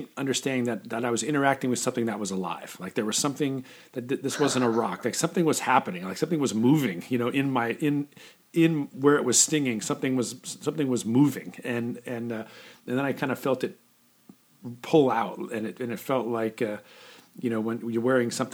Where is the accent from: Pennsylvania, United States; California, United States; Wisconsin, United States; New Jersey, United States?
California, United States; I grew up in California, and I've been on the beach, you know, most of my life